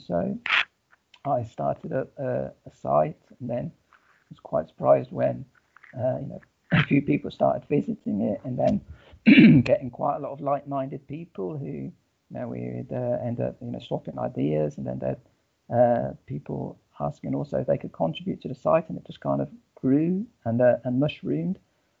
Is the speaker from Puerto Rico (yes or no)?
no; England, United Kingdom; moved away as an adult; now in Portugal; I've got Portuguese heritage. My mother was actually Portuguese, and so I was born and raised in England, football fanatic in England, but came over to Portugal quite often.